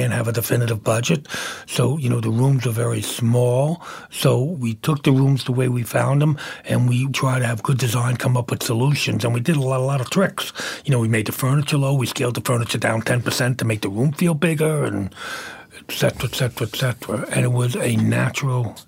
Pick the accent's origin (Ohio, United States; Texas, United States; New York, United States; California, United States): New York, United States; New York City; moved away; also born or lived in Manhattan; I came from Brooklyn